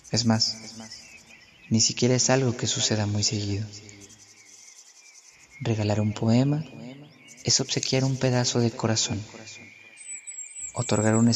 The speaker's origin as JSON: {"language": "Spanish", "region": "Mexico City", "country": "Mexico", "said": "Tengo 22 años. Soy de Tláhuac, Ciudad de México."}